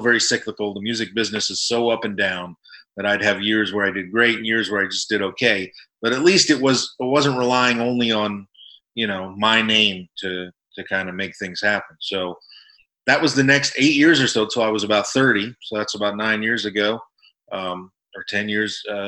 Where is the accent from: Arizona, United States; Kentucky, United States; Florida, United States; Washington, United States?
Florida, United States; South; moved away; I grew up in Florida, in South Florida